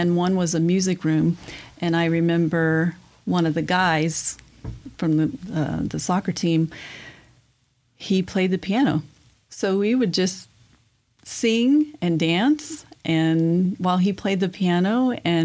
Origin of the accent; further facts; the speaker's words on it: Bell County, Texas, United States; moved away; I grew up in Bell County.